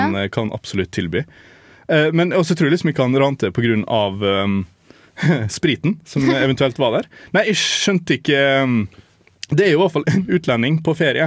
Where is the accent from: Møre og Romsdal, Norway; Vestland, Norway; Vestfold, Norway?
Møre og Romsdal, Norway; Molde; min hjemby Molde